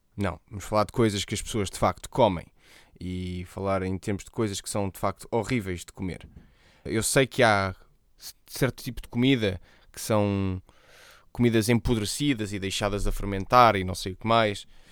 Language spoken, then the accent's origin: Portuguese; Portugal; eu, sendo português, nós dizemos os R's bem